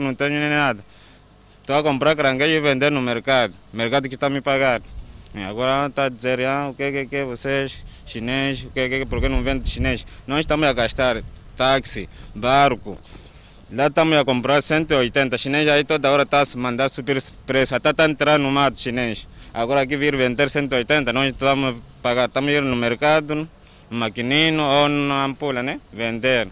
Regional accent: Mozambique; Eu sou moçambicano.

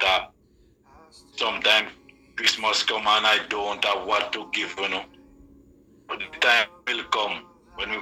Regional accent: Rock River, Saint Mary, Jamaica; I grew up in Rock River, a little district called Rock River, in St. Mary.

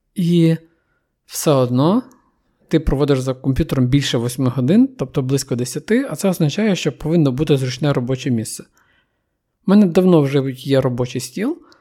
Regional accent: Ukraine; віддалені куточки країни, і там, звідки я родом

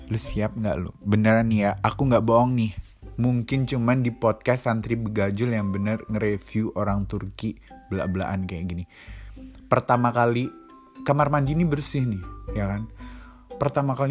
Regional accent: Indonesia; kita nih orang Indo yang di sini kita mandi sehari dua kali

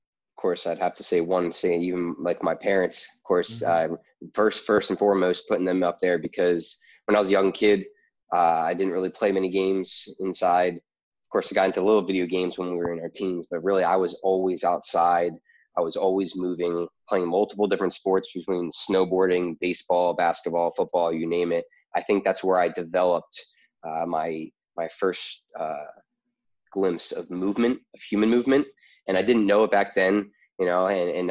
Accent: outside of Philadelphia, Pennsylvania, United States; moved away as an adult; also born or lived in Delaware / Florida / New York City; I was born and raised in outside of Philadelphia

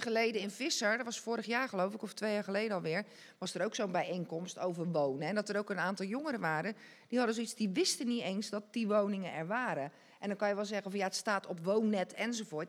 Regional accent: Dordrecht, South Holland, Netherlands; ik ken mijn jeugd hier in Dort echt als eh, ja, hartstikke leuk

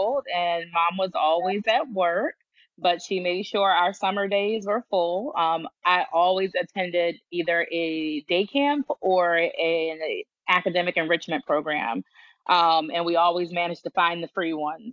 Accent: Philadelphia, Pennsylvania, United States; now in Georgia, United States; I grew up in Philly

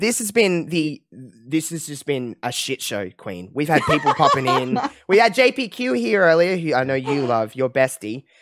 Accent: Australia; as an Australian

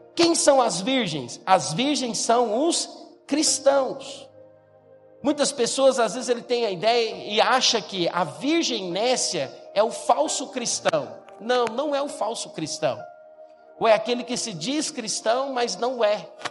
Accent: Goiás, Brazil; moved away; eu vim do estado de Goiás

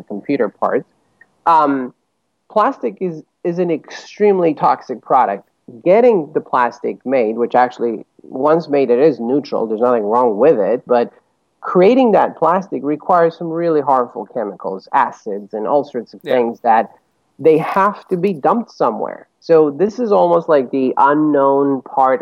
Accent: Bucharest, Romania; moved away as an adult; also born or lived in Chicago; now in New York, United States; I grew up in Romania, in Bucharest. I was born and raised there, went to college there. And right after college, my wife and I moved to Chicago

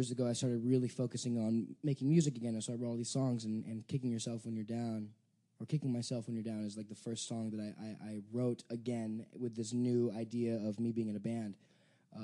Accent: Santa Clarita, California, United States; I grew up here, yeah. Well, Santa Clarita, which is about 45 minutes north of L.A.

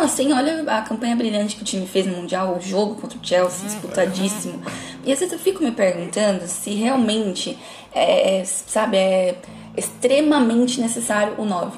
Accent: São Paulo, Brazil; A gente é aqui de São Paulo

